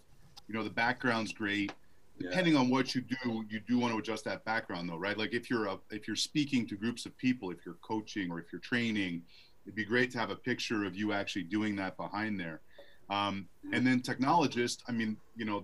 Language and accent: English; Montreal, Quebec, Canada; now in Arizona, United States; I live in Arizona, but I grew up in Canada.